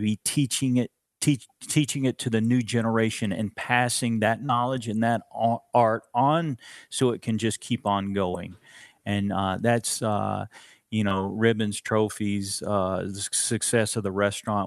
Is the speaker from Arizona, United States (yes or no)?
no; Florence, Alabama, United States; I grew up in Florence, Alabama, and that is still North Alabama